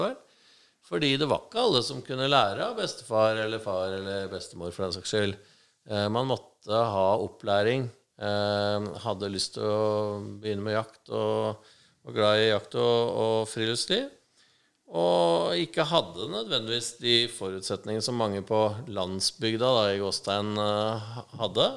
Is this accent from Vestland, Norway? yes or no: no; Gjøvik, Innlandet, Norway; moved away as an adult; also born or lived in United States; now in Oslo, Norway; Jeg er oppvokst på Gjøvik eh, fra jeg var liten til jeg var eh, noen og tjue og flytta til Oslo